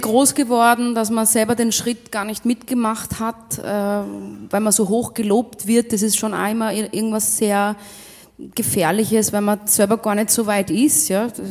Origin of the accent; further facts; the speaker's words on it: Rum, Tyrol, Austria; Aus Rum. Aus Rum in Tirol, ja, das heißt echt so. Bin ich geboren in Rum